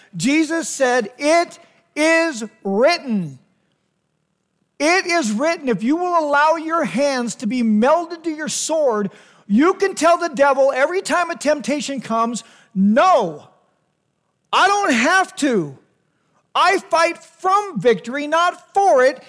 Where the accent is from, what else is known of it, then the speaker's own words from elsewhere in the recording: United States; as Americans